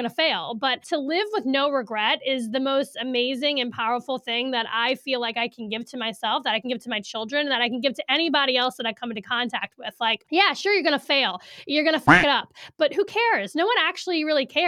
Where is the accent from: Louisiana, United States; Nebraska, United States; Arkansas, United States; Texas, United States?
Louisiana, United States; New Orleans; moved away as an adult; also born or lived in Hattiesburg, Mississippi; now in Saratoga Springs, United States; I'm from New Orleans, and up until I guess I was 21